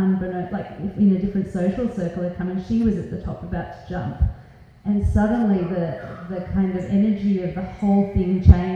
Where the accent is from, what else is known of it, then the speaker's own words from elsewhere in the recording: Australia; as most 18-year-olds growing up in Australia